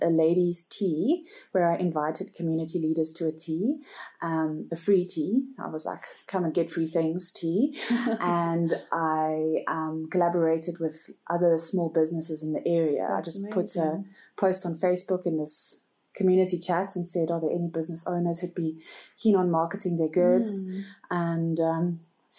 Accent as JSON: {"language": "English", "town": "Port Elizabeth", "region": "Eastern Cape", "country": "South Africa", "tie": "born or raised there", "also_born_or_lived": "Northern KwaZulu-Natal", "moved": "as an adult", "lives_now": "Henley-on-Klip, South Africa", "said": "I am originally born and bred in Port Elizabeth. I was schooled there and I studied there"}